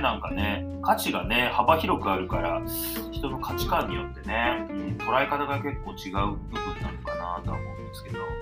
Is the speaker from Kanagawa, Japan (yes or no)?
no; Hiroshima, Japan; 僕、地元広島なんですけど、はい、広島ってやっぱり古着屋さんすごい多かったんですよ